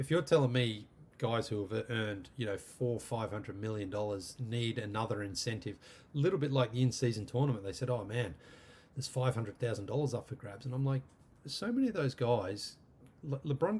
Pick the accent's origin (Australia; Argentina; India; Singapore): Australia; moved away as an adult; also born or lived in London / Canada / America; 12-year-old me growing up in Australia